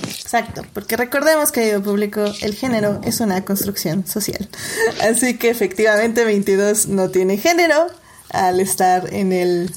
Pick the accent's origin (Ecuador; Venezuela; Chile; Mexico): Mexico; nosotros como mexicanos